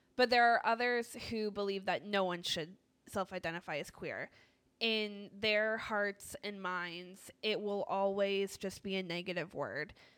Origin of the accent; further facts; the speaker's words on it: Northeast, United States; I am from the Northeast